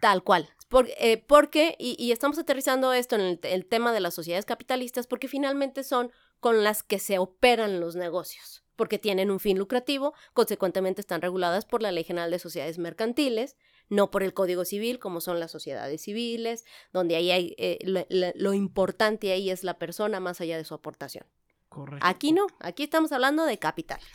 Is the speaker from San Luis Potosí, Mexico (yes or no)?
yes; San Luis Potosí, Mexico; moved away as an adult; also born or lived in Querétaro; Yo soy originaria de San Luis Potosí, aunque ya tengo 20 años aquí